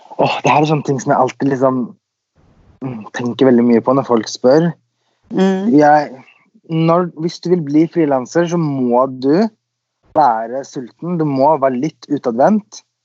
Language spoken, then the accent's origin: Norwegian; Sweden; also born or lived in Los Angeles, United States; now in Norway; Jeg er jo født og oppvokst i Sverige, så der har jeg bodd.